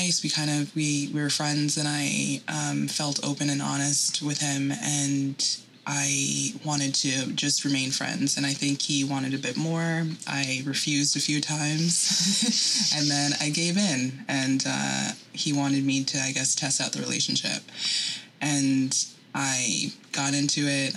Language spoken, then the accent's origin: English; New York, United States; I'm from New York